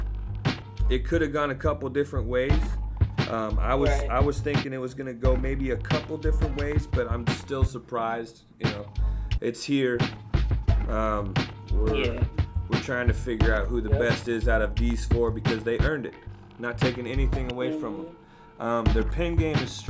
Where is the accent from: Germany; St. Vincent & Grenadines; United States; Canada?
United States; the West, West Coast; I'm from the West